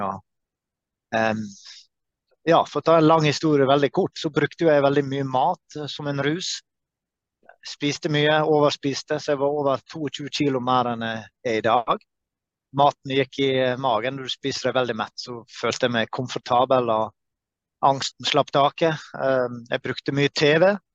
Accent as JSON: {"language": "Norwegian", "country": "Norway", "said": "fra Norge"}